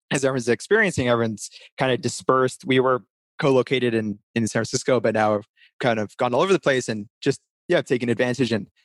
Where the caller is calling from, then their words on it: London, United Kingdom; So I'm actually calling you from London or just outside of London in the UK.